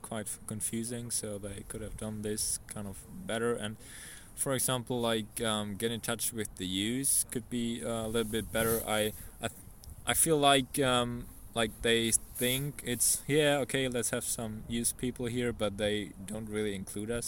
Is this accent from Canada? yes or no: no; Germany; I'm from Germany